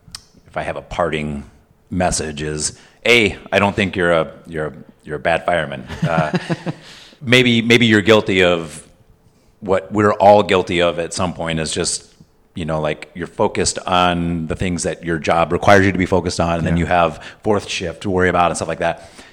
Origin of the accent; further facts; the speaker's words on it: California, United States; now in Illinois, United States; So now I'm in Illinois and I'm not a Californian anymore.